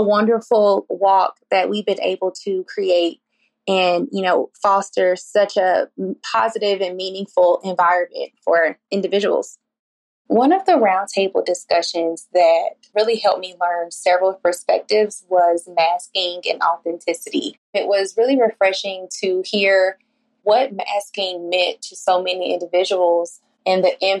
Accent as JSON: {"language": "English", "town": "Atlanta", "region": "Georgia", "country": "United States", "said": "I'm from Atlanta, Georgia."}